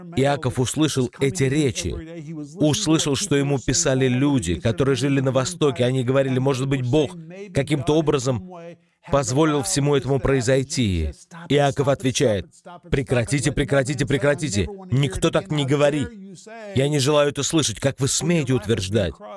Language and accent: Russian; Oklahoma, United States; moved away; я вырос в Америке, в штате Оклахома